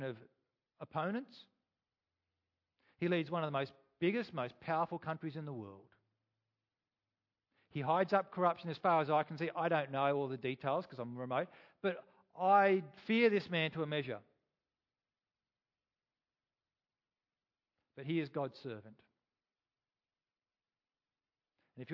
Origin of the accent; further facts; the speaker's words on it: Australia; I am an Australian